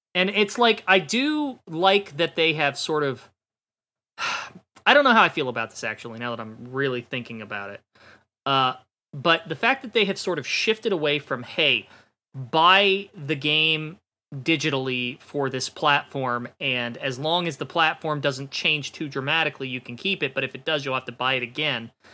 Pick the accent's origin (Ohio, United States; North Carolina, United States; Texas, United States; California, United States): Ohio, United States; I'm from Ohio